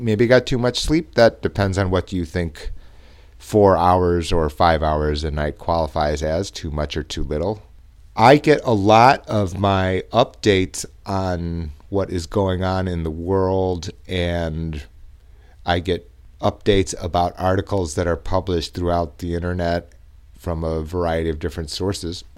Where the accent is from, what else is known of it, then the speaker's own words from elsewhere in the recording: United States; I was born in the United States